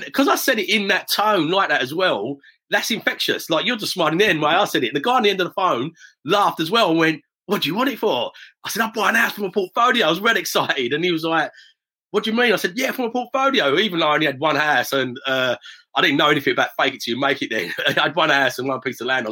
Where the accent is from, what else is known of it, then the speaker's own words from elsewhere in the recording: Aveley, East of England, United Kingdom; also born or lived in London; I was born in London. I'm really proud of being born in London, born in Plaistow Hospital. But from the age of six, we grew up in a little village called Aveley, still on the inside of the M25